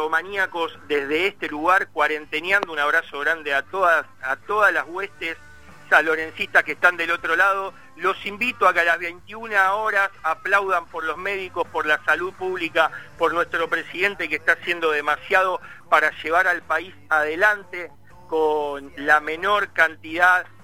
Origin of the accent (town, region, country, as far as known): Argentina